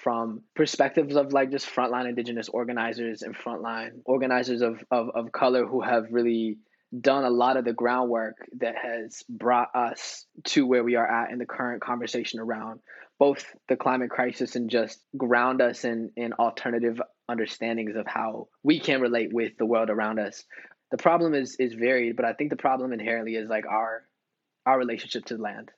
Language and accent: English; United States; a son of, you know, indigenous immigrant father from Mexico, growing up in the States